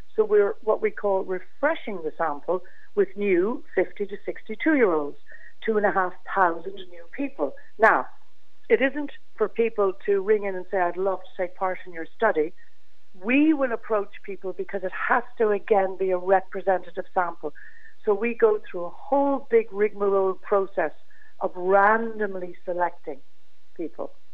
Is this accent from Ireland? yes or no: yes; Ireland; as Irish people